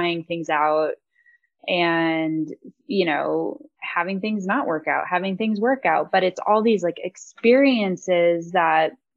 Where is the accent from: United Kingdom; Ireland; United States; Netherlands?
United States; Aspen, Colorado; also born or lived in California; growing up in the Roaring Fork Valley